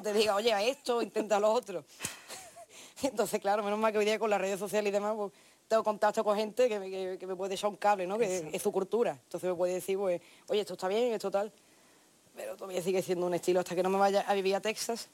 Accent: La Línea de la Concepción, Andalusia, Spain; de donde yo vengo, de la línea de la Concepción

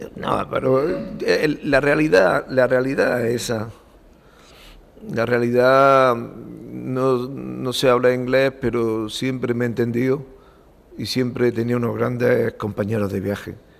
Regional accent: Macael, Andalusia, Spain; born or raised there; also born or lived in Barcelona

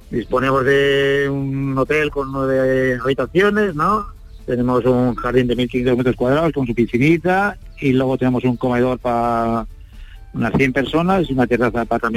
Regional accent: San Sebastián, Basque Country, Spain; moved away as an adult; now in Arcos de la Frontera, Spain; yo al ser de, San Sebastián también tiro un poco para mi tierra

